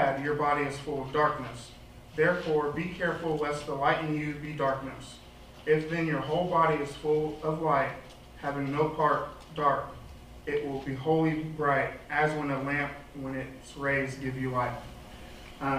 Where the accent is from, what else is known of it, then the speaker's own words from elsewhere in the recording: Mount Vernon, Illinois, United States; moved away as an adult; now in Evansville, United States; I'm also from Mount Vernon, Illinois, so I'm not really from this area